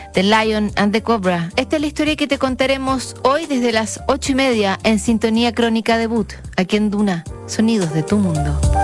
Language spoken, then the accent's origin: Spanish; Chile; como chileno